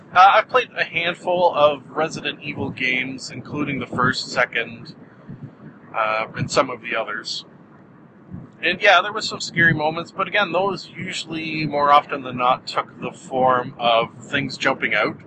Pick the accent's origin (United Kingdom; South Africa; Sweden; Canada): Canada; I'm Canadian